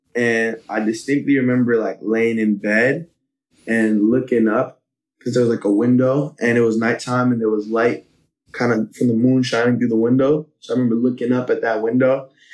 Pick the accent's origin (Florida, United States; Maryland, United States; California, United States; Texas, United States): California, United States; San Francisco; growing up in San Francisco, we got a lot of Asian culture surrounding us